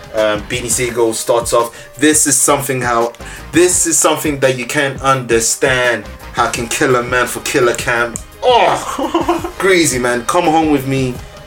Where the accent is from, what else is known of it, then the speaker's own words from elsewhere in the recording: Liège, Wallonia, Belgium; moved away; I was born in Liège, man.